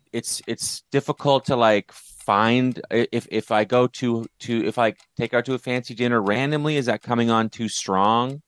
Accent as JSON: {"language": "English", "country": "Canada", "moved": "yes", "said": "So I'm from Canada"}